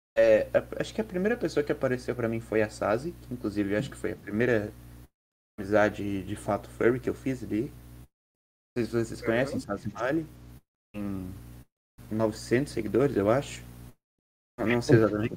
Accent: Santa Catarina, Brazil; Eu sou de Santa Catarina

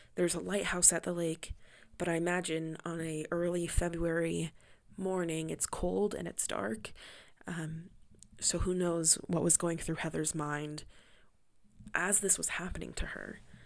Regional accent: Gering, Nebraska, United States; moved away; my hometown of Gearing, Nebraska

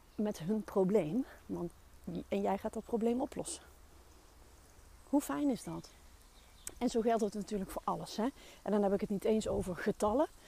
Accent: North Brabant, Netherlands; Ik ben een Brabander

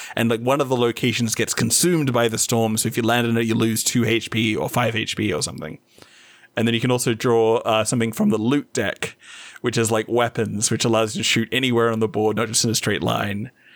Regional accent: Whitby, Yorkshire and the Humber, United Kingdom; moved away; Whitby, my hometown

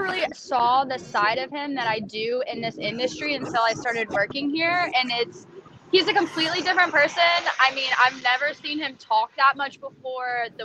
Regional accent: Nashville, Tennessee, United States; also born or lived in Kentucky; now in New York, United States; I'm originally from Nashville, Tennessee born

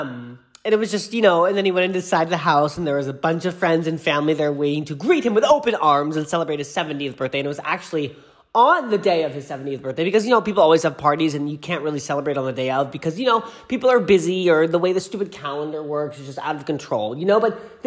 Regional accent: Boston suburb, Massachusetts, United States; moved away as an adult; now in Los Angeles, United States; in Boston, aka, well, not Boston, the suburb where I live, where I grew up

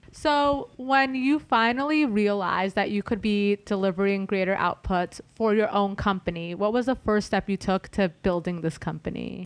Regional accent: Los Angeles, California, United States; I'm an L A native

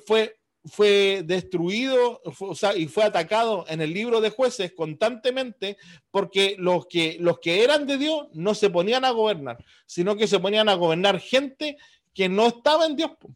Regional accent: Chile; nosotros como americanos, como chilenos, al otro lado del mundo, hemos recibido el Evangelio

